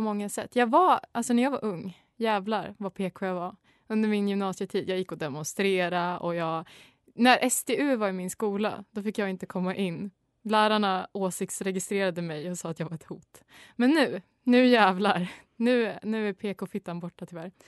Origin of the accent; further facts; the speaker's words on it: Sweden; jag är ju så svensk